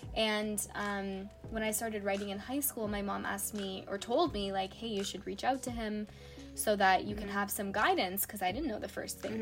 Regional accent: Canada; As a Canadian kid actor

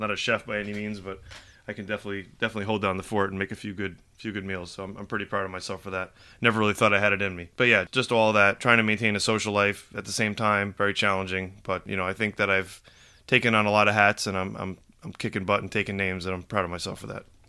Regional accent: Rockland County, New York, United States; moved away as an adult; also born or lived in Manhattan / Bergen County, New Jersey; now in Morris County, New Jersey, United States; I grew up in Rockland County, New York.

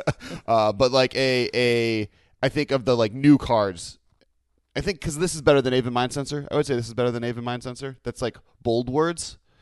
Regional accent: Ohio, United States; my state, I'm from Ohio, and California

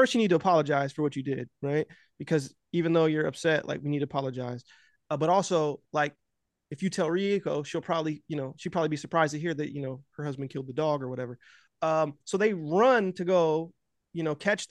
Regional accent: United States; also born or lived in Los Angeles; I'm American

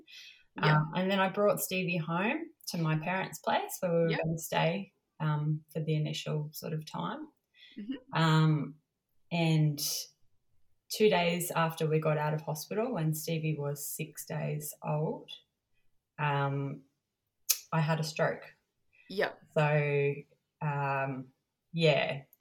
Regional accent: Cairns, Queensland, Australia; I'm from Cairns

